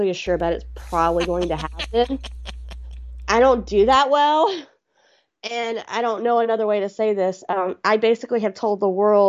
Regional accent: Houston, Texas, United States; I'm a Southern girl. I'm from Texas

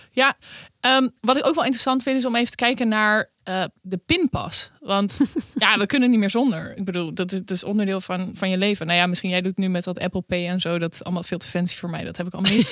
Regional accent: Netherlands; wij als Nederlander

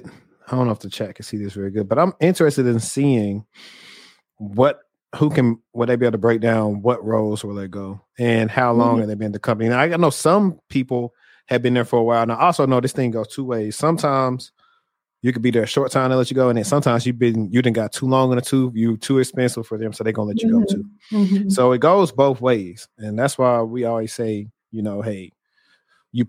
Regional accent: the South, United States; I'm from the South. And we weren't exposed to that.

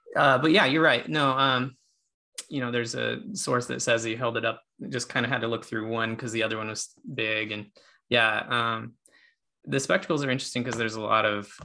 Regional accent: Nevada, United States; I was raised in Nevada

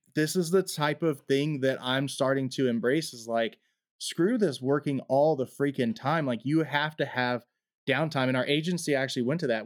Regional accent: United States; as American citizens

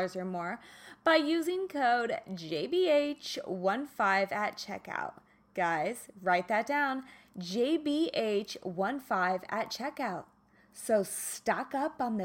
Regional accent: Kansas, United States; I'm from Kansas.

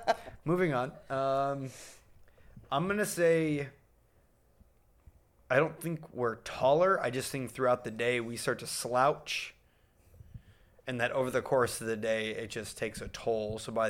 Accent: Midwest, United States; cow tipping was also kind of a thing, growing up in, you know, the Midwest.

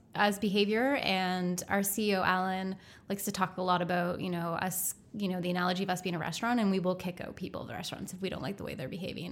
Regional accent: East Coast, Canada; moved away; growing up on the East Coast, and I love it, Um, and I love going back to visit family there

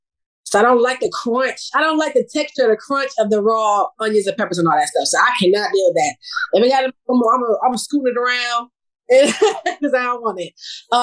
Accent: New York City, New York, United States; now in Virginia, United States; I grew up in New York City. I'm from New York. I was born and raised in New York City. I lost my accent a long time ago. I had it strong when I first joined the military.

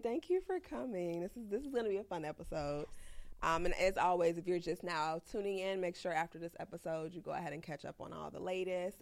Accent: Chicago, Illinois, United States; I'm from the south side

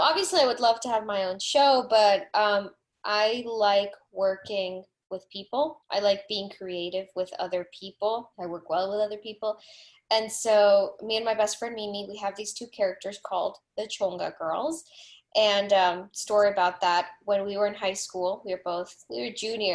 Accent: South Florida, United States; born or raised there; first language Spanish; English is a second language; moved away as an adult; also born or lived in Venezuela; now in Los Angeles, United States

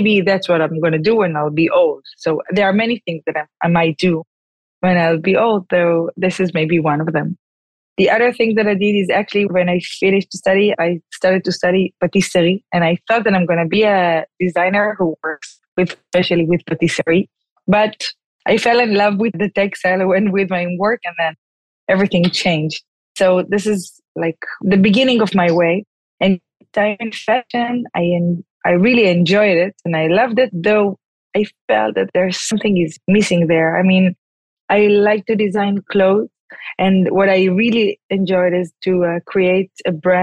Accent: Tel Aviv, Tel Aviv District, Israel; I was actually born and raised in Tel Aviv

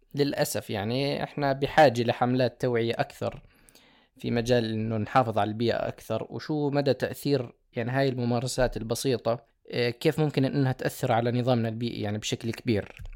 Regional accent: Jordan; also born or lived in Germany; أستقر هنا في بلدي

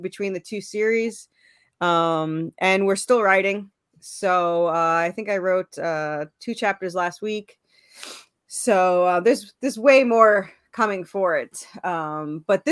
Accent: New York, United States; moved away as an adult; now in Tennessee, United States; Originally I was from New York. And then I moved to Tennessee

